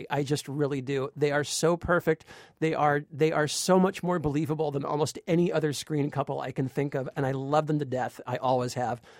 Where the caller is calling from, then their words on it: Dartmouth, Massachusetts, United States; I'm calling from Dartmouth, Massachusetts.